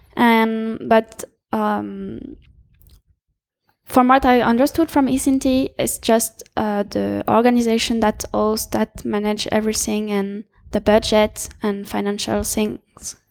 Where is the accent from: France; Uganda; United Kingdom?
France; I'm from France